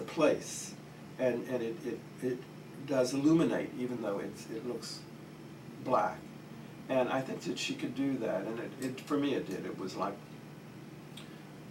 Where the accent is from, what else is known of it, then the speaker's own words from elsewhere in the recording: West Virginia, United States; moved away; also born or lived in New York; I come from Appalachia, from West Virginia, the youngest of 10